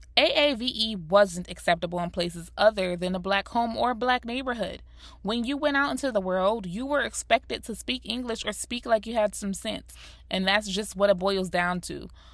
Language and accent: English; South Florida, United States; also born or lived in Rochester, New York; My mother moved me and my siblings down to South Florida. I was born and raised in Rochester, New York, so moving to Florida was already a culture shock to me